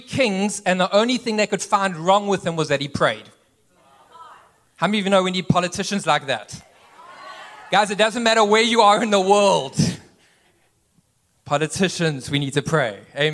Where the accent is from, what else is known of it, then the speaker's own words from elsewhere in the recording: east coast, South Africa; moved away as an adult; also born or lived in Cape Town, South Africa; now in United States; I actually grew up on the east coast of South Africa.